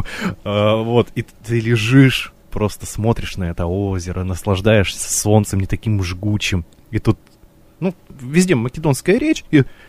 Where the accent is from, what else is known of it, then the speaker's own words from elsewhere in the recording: Russia; из России все, все умеем